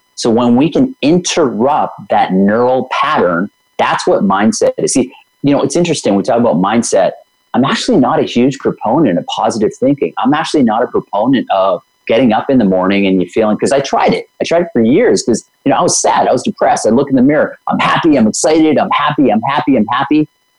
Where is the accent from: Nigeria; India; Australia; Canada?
India; I can't swim. I'm Indian. I had all these stories going of why I can't swim.